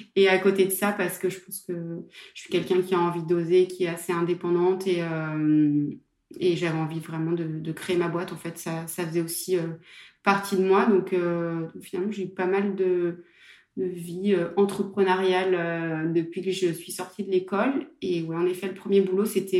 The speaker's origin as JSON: {"language": "French", "town": "Saint-Étienne", "region": "Auvergne-Rhône-Alpes", "country": "France", "also_born_or_lived": "Aix-en-Provence", "moved": "as an adult", "said": "je suis de Saint-Etienne"}